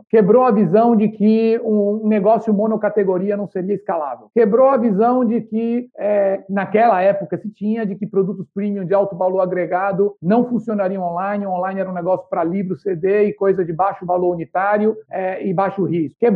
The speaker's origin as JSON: {"language": "Portuguese", "town": "Salvador", "region": "Bahia", "country": "Brazil", "said": "E eu sou soteropolitano, então 2 a 1 um aqui contra o Mineiro."}